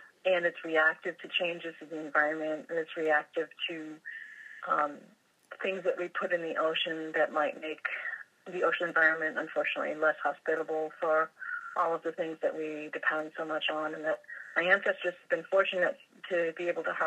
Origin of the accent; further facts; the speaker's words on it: Massachusetts, United States; I grew up in Massachusetts, right on the coast, by the ocean, always at the beach